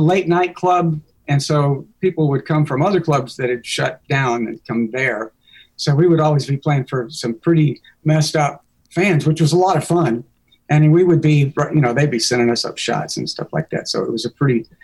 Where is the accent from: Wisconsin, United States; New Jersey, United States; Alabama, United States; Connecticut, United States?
Alabama, United States; Montgomery; moved away as an adult; I went back to my hometown, Montgomery, Alabama